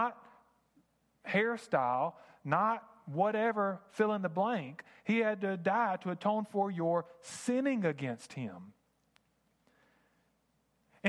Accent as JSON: {"language": "English", "country": "United States", "tie": "born or raised there", "said": "I grew up in America."}